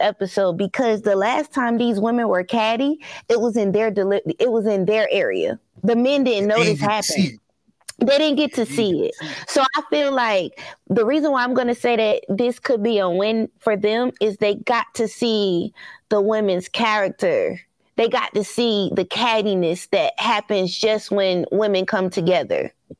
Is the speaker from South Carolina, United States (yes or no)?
yes; South Carolina, United States; I'm from South Carolina